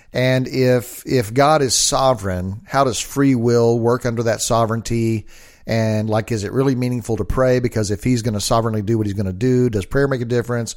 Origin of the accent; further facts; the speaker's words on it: United States; I'm an American